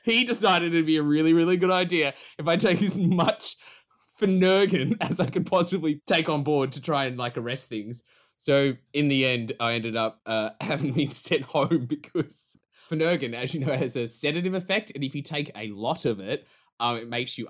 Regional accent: Queensland, Australia; I'm from Queensland

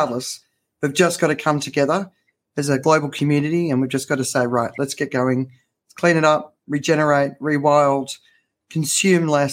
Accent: Australia; I grew up in Australia

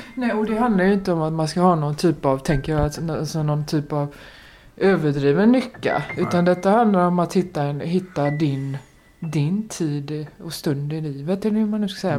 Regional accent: Gothenburg, Västra Götaland, Sweden; jag är uppvuxen i Kortedala i Göteborg.

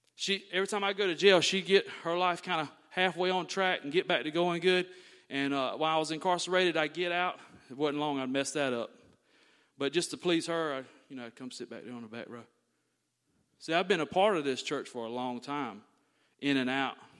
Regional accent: Thomasville, Georgia, United States; I was born and raised right here in Thomasville, Georgia

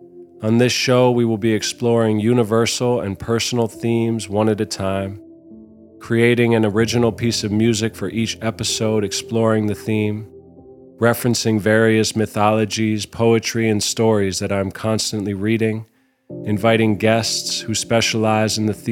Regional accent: New York City, New York, United States; also born or lived in London, United Kingdom / Los Angeles, United States; I was born in London because my dad was making a movie about stopping nuclear war, and then quickly moved to LA. Soon after, my parents divorced, and I bounced from coast to coast, mainly growing up in New York City.

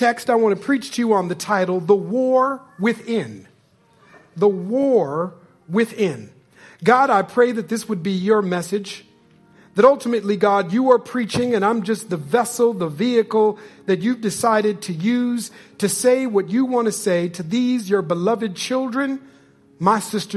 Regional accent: Minnesota, United States; I'm from Minnesota

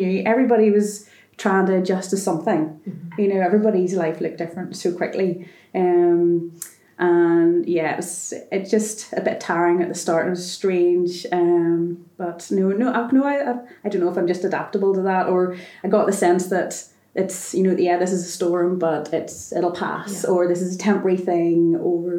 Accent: Bangor, Northern Ireland, United Kingdom; I'm from Bangor

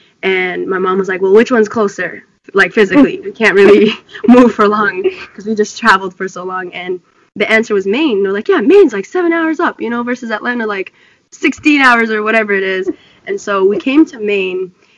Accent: Ethiopia; born there; So I was born in Ethiopia.

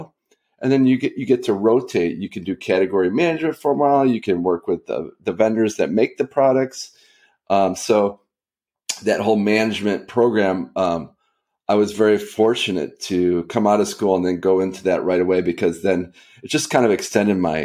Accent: Chicago, Illinois, United States; now in San Diego, United States; I'm from Chicago. I'm a diehard Cubs fan, even in the lean years.

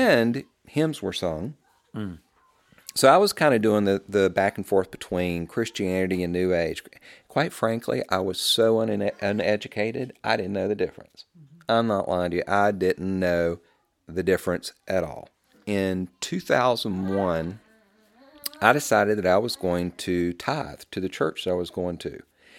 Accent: the South, United States; I mean, you can hear how I talk. I'm a Southerner.

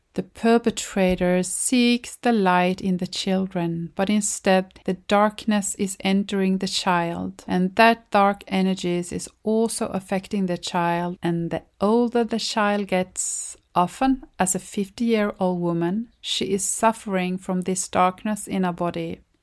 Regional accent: Sweden; from Sweden

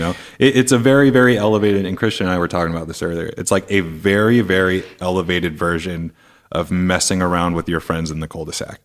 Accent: Seattle, Washington, United States; I'm from Seattle

